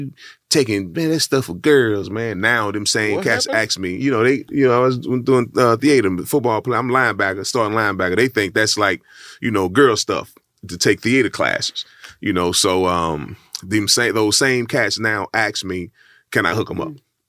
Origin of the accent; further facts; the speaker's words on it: Texas, United States; I'm from Texas